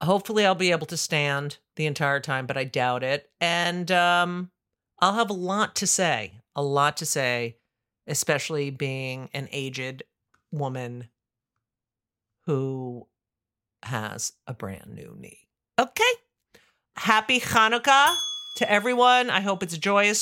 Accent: New Jersey, United States; in New Jersey. And that's my home state.

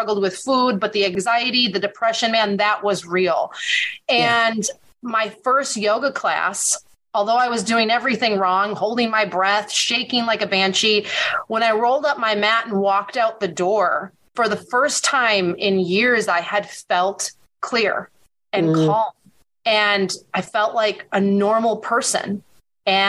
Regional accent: Wisconsin, United States; my hometown here in Wisconsin.

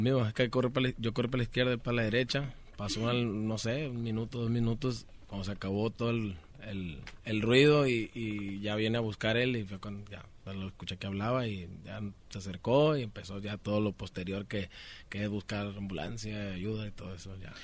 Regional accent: Sonora, Mexico; also born or lived in Culiacán, Sinaloa; Yo nací en Culiacán, Sinaloa también, ah, pero soy criado en Sonora

